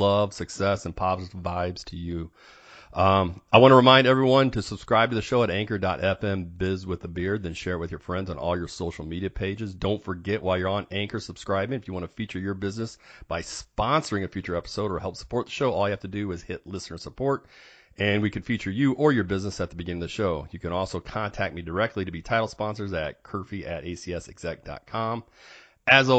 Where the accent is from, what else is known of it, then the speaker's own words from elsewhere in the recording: Chicago, Illinois, United States; I grew up in Chicago and the Chicago area, Illinois.